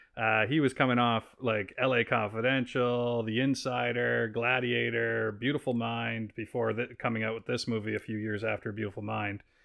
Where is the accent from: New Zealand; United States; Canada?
Canada; East Coast of Canada; now in Vancouver, Canada; I'm from the East Coast of Canada.